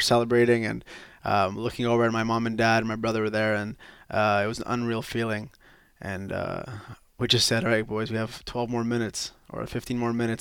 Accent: Quebec, Canada; I'm just from Quebec, born and raised in Quebec

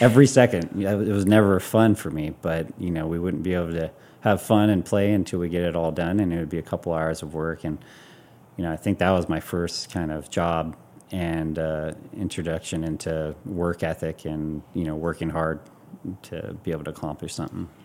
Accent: Hawaii, United States; growing up in Hawaii

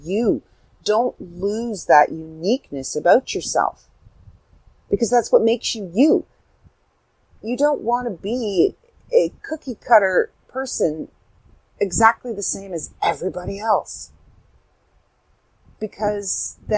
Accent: Canada; I'm from Canada.

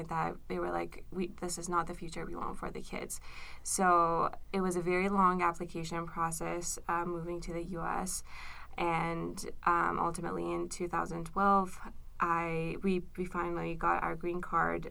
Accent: Tehran, Tehran Province, Iran; moved away; I was born and raised in Tehran, which is the capital

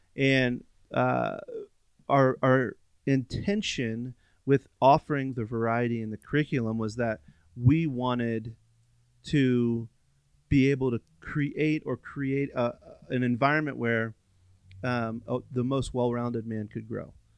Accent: Virginia, United States; moved away; I grew up on the East Coast, um, in Virginia

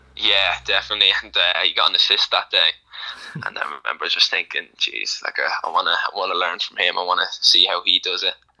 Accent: Ireland; I'm born in Ireland. Um, grew up watching Ireland. Like I'm, I'm Irish.

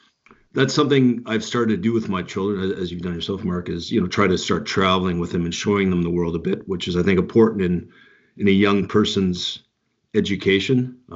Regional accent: Canada; And basically all my family is military background. Both my parents were Army. And so I grew up around the Canadian military, the military in general

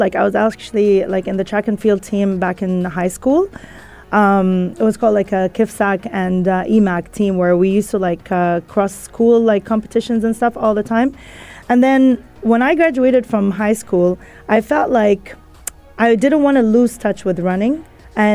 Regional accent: Kuwait; Look, I grew up in Kuwait, you know, in a very conservative family, like the typical, right? Like my parents are Egyptian.

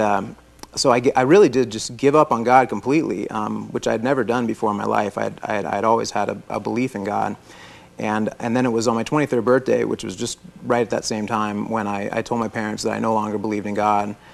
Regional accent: Florida, United States; I was born in Florida. I'm a native Floridian

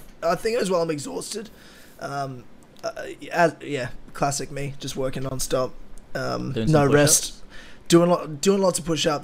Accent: Brisbane, Queensland, Australia; all the sports teams from around the country pretty much have moved up to Brisbane, my hometown.

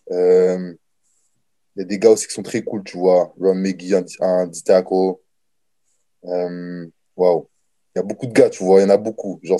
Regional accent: Niagara, Ontario, Canada; C'est, euh, je suis du Niagara, bien sûr, c'est juste à côté.

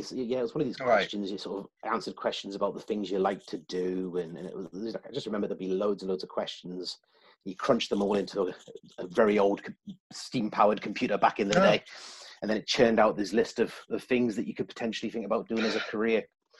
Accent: South East England, United Kingdom; born there; also born or lived in Germany / Newcastle; I was born in the south of England. My dad was in the Royal Green Jackets, and he took posting over in Germany.

